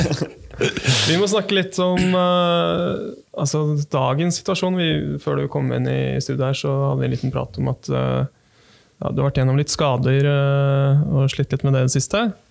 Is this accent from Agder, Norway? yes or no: no; Bærum, Akershus, Norway; Jeg, jeg kommer fra Bærum, jeg også